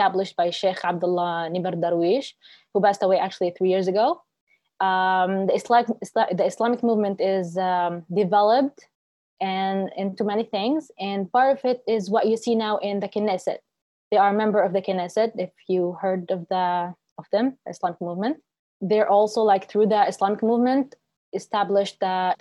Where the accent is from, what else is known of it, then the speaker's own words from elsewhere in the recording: Kafr Qasim, Central District, Israel; I was raised and born in a town called Kfar Qasim, which is located in the center of Israel.